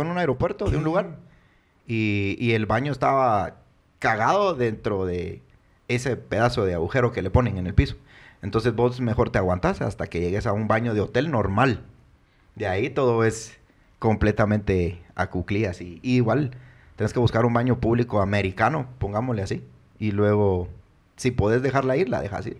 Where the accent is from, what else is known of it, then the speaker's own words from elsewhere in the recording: Guatemala; soy chapín